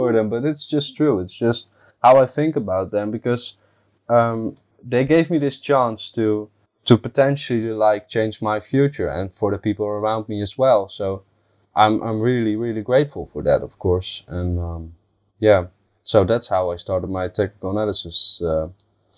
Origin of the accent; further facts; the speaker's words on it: Netherlands; I'm from the Netherlands